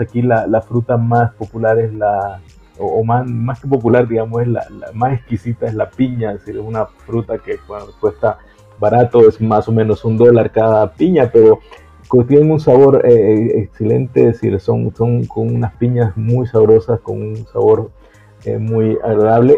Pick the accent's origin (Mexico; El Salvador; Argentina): El Salvador; Corinto, Morazán; moved away as an adult; also born or lived in United States; now in Uganda; yo soy eh, salvadoreño